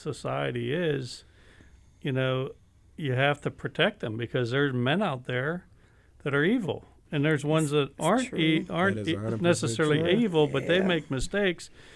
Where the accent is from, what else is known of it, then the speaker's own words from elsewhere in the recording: United States; we grew up in America